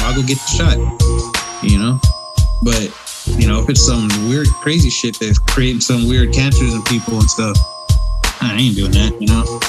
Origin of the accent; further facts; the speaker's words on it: California, United States; as a Californian and a person who votes in the state